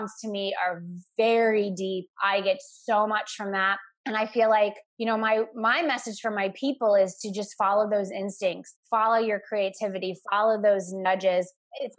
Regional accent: Florida, United States; I grew up in Florida

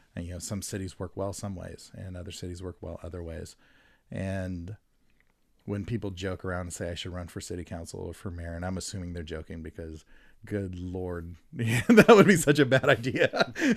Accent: Stockton, California, United States; I grew up in Stockton

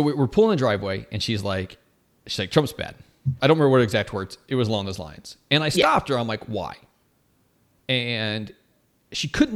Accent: United States; as an American

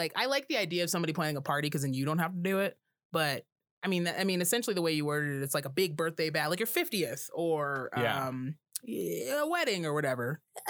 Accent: Rocky Mountains, United States; But I'm from the Rocky Mountains. Yes. So saying bruv is fun.

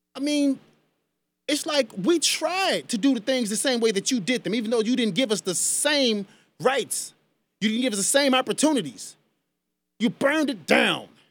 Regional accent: United States; I am an American citizen. I was born on this land

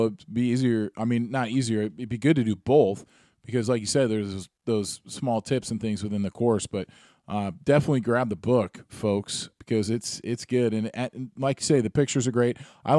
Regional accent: Seattle, Washington, United States; you were doing one in Seattle not too long ago, and that's cool to me. And it's kind of my hometown

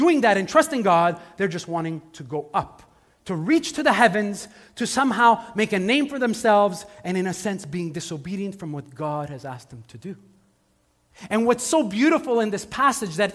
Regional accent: Montreal, Quebec, Canada; I grew up in Montreal.

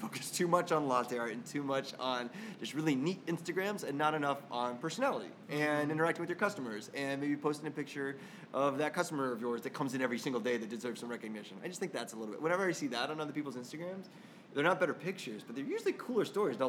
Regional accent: Irvine, California, United States; born or raised there

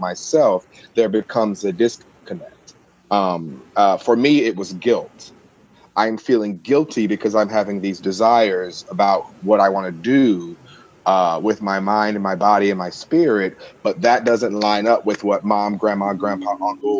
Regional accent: Mississippi, United States; moved away; I come from the South, from Mississippi originally, and I am the black sheep of my family

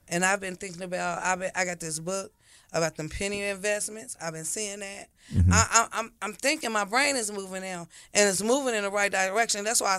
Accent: Dayton, Ohio, United States; Because we're from Dayton, Ohio. Houses cheap down there.

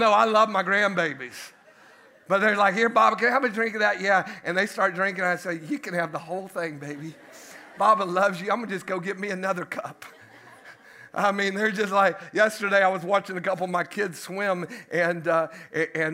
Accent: United States; we sit over here as American Christians

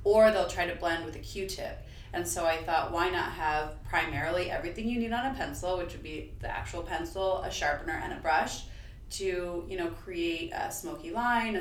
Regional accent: Bucks County, Pennsylvania, United States; I grew up in Bucks County, Pennsylvania.

